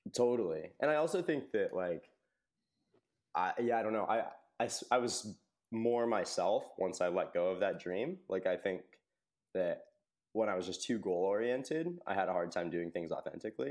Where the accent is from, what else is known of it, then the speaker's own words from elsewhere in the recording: United States; I grew up in Tahoe